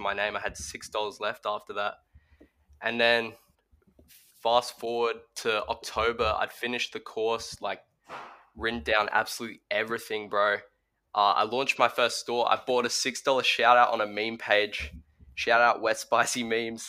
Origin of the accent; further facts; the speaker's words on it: Australia; I'm Australian. I'm 15